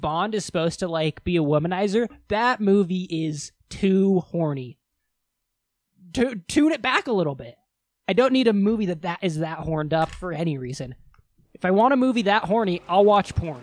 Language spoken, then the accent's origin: English; Wyoming, United States; we are both from Wyoming